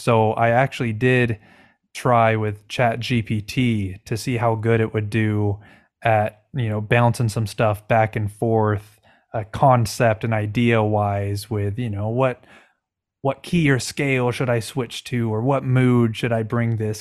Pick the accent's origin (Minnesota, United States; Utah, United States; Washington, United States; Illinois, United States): Washington, United States; I'm from Washington State